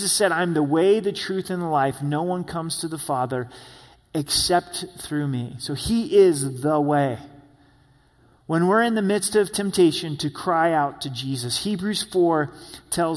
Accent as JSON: {"language": "English", "town": "Grants Pass", "region": "Oregon", "country": "United States", "tie": "born or raised there", "moved": "yes", "lives_now": "Colorado Springs, United States", "said": "where I grew up in Grants Pass, Oregon, this small town on the I-5 freeway."}